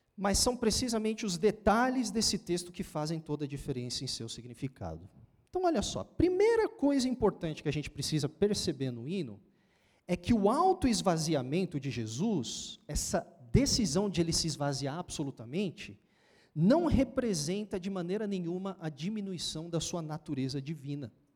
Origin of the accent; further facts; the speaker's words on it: São Paulo, Brazil; Lá de onde eu venho, né? Da, da Samaria, lá do outro lado, de São Paulo